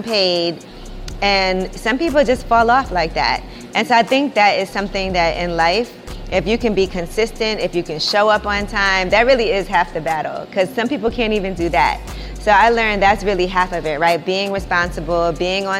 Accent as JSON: {"language": "English", "town": "New York City", "region": "New York", "country": "United States", "tie": "born or raised there", "said": "growing up in Brooklyn"}